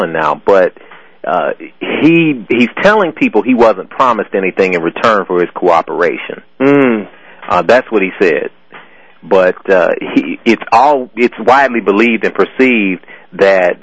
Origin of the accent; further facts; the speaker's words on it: Tennessee, United States; I'm from Tennessee